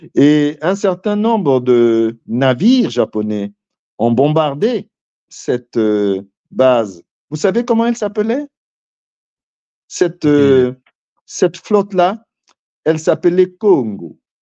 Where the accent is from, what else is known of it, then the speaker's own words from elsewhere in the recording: Pointe-Noire, Republic of the Congo; je suis de Pointe-Noire, je suis Vili